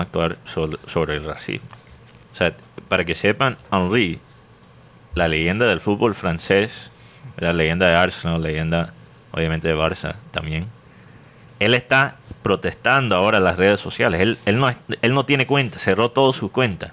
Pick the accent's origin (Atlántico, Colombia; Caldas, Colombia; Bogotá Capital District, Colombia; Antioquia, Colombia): Atlántico, Colombia; Barranquilla; now in United States